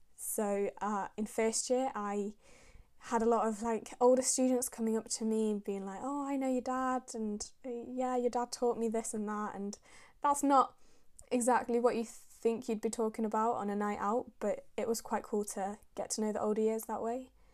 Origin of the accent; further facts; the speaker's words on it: Manchester, North West England, United Kingdom; also born or lived in Syria; I was born in Syria, and I moved over to England when I was about a year and a half, and I've lived and grown up in Manchester since then.